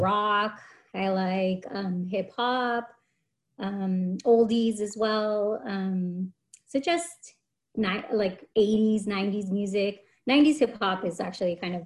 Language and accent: English; San Jose, California, United States; also born or lived in Santa Cruz; I was born and raised in San Jose, grew up mostly in the, well, not mostly, I grew up in East San Jose